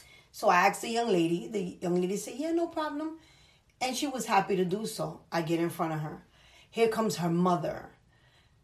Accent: New York City, New York, United States; I'm from the Bronx

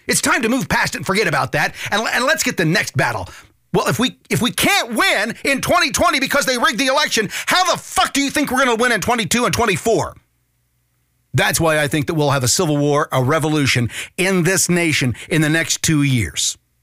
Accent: United States; I'm an American citizen

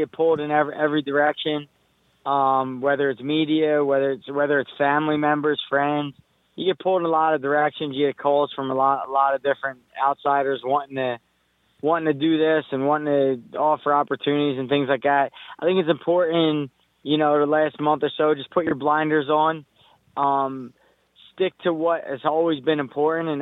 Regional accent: United States; I'm from America, and I'm American

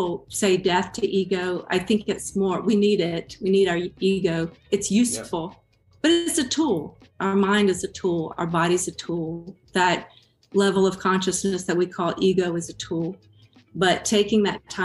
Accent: Georgia, United States; now in Texas, United States; I grew up in Georgia

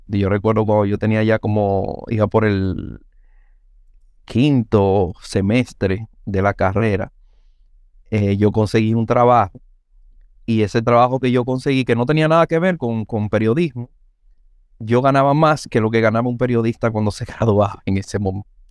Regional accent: Santo Domingo, Distrito Nacional, Dominican Republic; also born or lived in Villa Juana, Santo Domingo; a los cuatro años nosotros nos mudamos a San Carlos. O sea, que yo realmente soy sancarleño

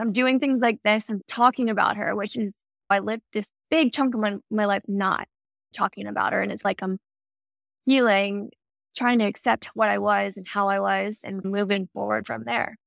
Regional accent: Maryland, United States; moved away as an adult; also born or lived in Denver; I grew up little small town in Maryland, lived there my whole life

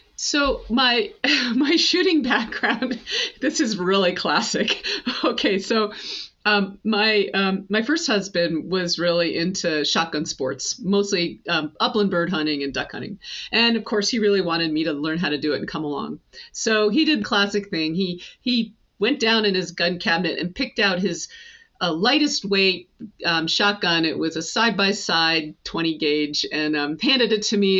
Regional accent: the Adirondacks, upstate New York, United States; I grew up in the Adirondacks and uh, in upstate New York

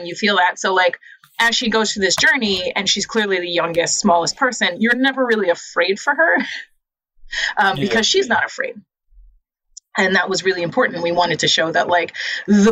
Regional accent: New York City, New York, United States; I grew up in the Lower East Side, which is not the projects

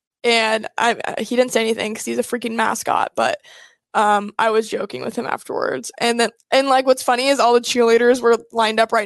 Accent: Nebraska, United States; From Nebraska

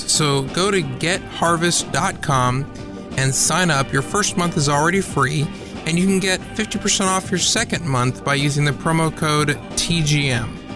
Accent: Atlanta, Georgia, United States; But I don't think I have it, even though I grew up in Atlanta.

